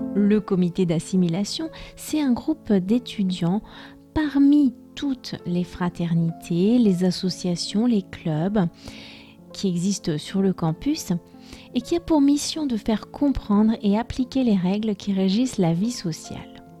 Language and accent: French; France; je suis française